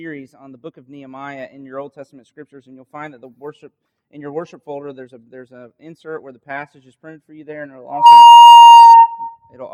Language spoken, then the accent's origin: English; Winter Haven, Florida, United States; this is my hometown